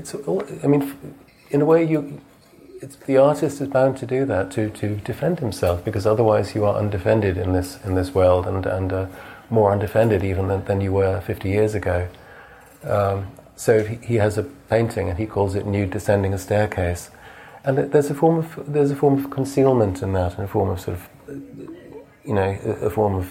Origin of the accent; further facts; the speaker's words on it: England, United Kingdom; being English